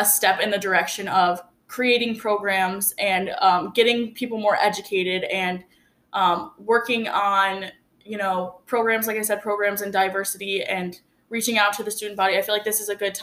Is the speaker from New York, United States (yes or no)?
yes; Wolcott, New York, United States; now in Oswego, United States; I went to school in a small town called North Rose Wolcott, and I graduated with about 80 kids. So I didn't really grow up in a diverse area